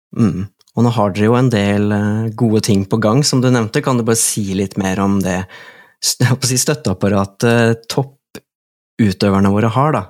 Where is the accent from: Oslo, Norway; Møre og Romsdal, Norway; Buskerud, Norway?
Buskerud, Norway; Drammen; jeg er fra Drammen